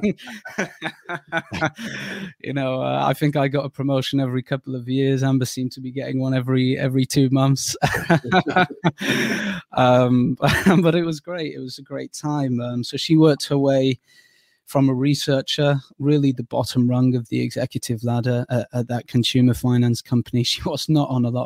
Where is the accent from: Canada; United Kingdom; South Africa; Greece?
United Kingdom; the Northwest, North West England; moved away as an adult; also born or lived in Durham / Bournemouth; I'm from the Northwest